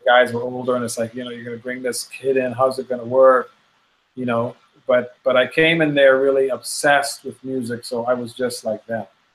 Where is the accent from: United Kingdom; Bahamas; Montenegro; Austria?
Bahamas; also born or lived in Chicago, United States; we in the Bahamas